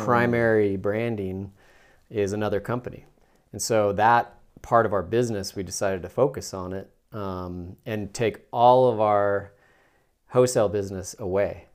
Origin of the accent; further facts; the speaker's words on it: Salt Lake City, Utah, United States; I'm born and raised in Salt Lake City, Utah